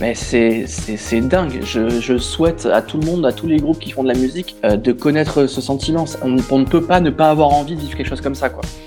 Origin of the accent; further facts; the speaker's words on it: Aix-en-Provence, Provence-Alpes-Côte d'Azur, France; moved away as an adult; now in Paris, France; je suis originaire d'Aix-en-Provence